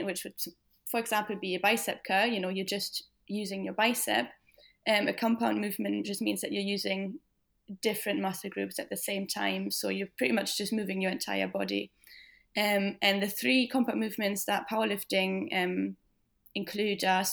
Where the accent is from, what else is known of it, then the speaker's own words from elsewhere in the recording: Germany; moved away as an adult; now in Scotland, United Kingdom; I'm 28 and I'm originally from Germany, but I've lived in Scotland for about 5 years now.